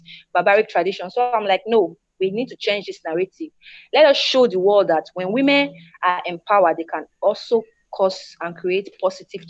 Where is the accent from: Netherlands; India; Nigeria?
Nigeria; as a girl growing up in Nigeria